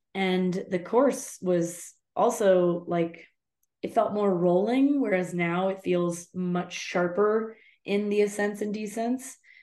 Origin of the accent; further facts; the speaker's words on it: United States; I'm just an American